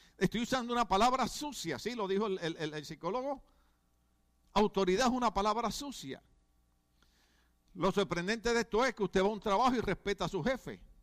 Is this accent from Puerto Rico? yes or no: yes; Puerto Rico